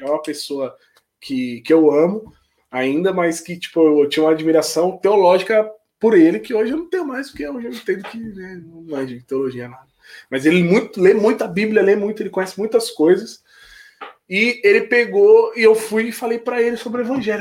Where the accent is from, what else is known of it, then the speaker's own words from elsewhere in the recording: Palmeira das Missões, Rio Grande do Sul, Brazil; moved away as an adult; lá na minha cidade, por ser uma cidade pequena